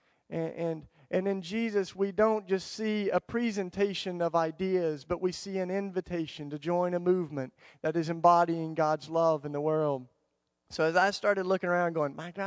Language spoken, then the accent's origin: English; the Bible Belt, United States; I grew up in the Bible Belt where we had a lot of words with our Christianity